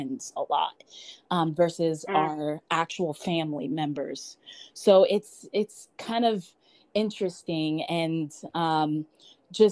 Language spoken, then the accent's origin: English; United States; also born or lived in Nigeria; I immigrated to America when I was 7. So I kind of have the best of both worlds of like, I grew up in a different country. I was born in Nigeria and I also grew up in America